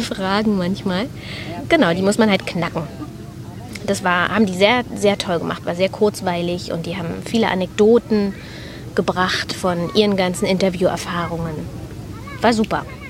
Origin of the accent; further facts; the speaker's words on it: Berlin, Germany; wir kommen aus Berlin.